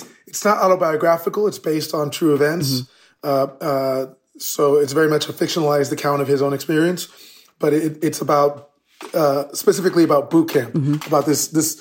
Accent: United States; we were born in the U.S. and we were raised here in the United States

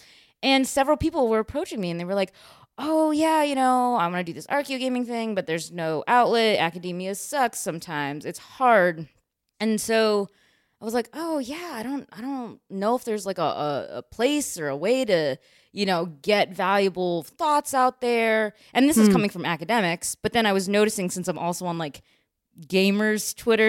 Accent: Chicago, Illinois, United States; also born or lived in China / Missouri; Yep, I'm from Chicago.

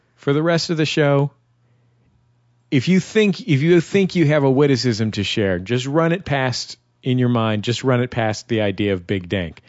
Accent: San Francisco, California, United States; I'm from San Francisco. I'm not from Oakland

